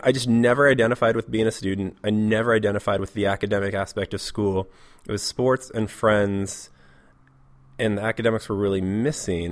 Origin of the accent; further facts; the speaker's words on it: Portland, Oregon, United States; moved away as an adult; now in Seattle, United States; I'm from Portland, Oregon. Uh, I lived there for the most part until I was about 21, and then I came up to Seattle